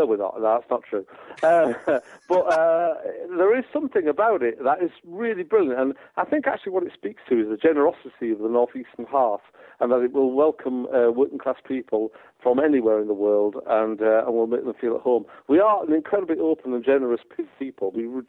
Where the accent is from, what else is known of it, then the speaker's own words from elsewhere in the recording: England, United Kingdom; Yeah, all right, buddy. Yeah, we're from England, pal.